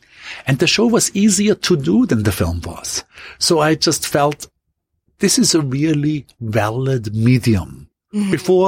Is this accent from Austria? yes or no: yes; Austria; going quickly back to my hometown in Austria